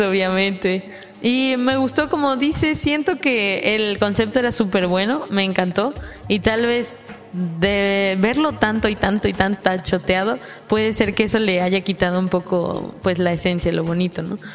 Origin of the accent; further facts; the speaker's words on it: Mexico; tengo orgullo en este país